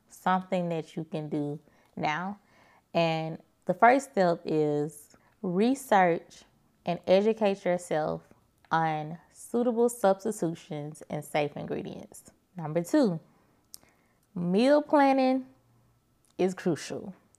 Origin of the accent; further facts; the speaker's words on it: Birmingham, Alabama, United States; moved away; I drove to Birmingham, which is my hometown, from Birmingham, Alabama